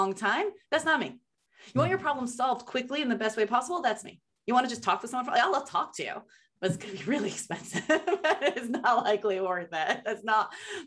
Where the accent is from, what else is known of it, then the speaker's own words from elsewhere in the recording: New York, United States; now in Los Angeles, United States; Like I grew up in New York.